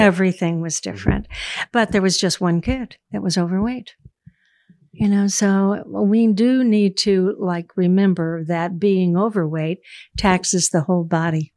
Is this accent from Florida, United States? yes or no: yes; Daytona Beach, Florida, United States; I'm from Daytona Beach, Florida.